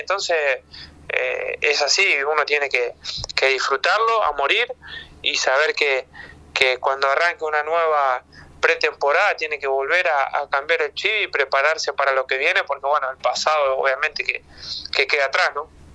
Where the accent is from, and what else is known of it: Argentina; born or raised there; moved away as an adult